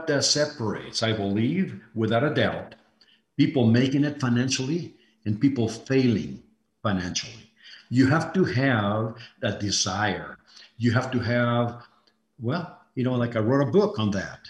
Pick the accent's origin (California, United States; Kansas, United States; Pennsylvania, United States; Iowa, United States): Iowa, United States; moved away; also born or lived in Mexico City, Mexico; as I was growing up in Iowa, and I had like summer vacation, I actually held two full-time jobs